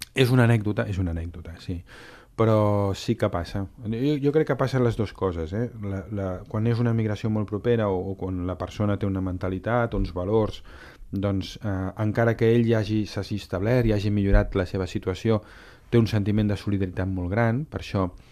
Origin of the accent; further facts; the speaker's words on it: Catalonia, Spain; com a catalans, com a ciutat catalana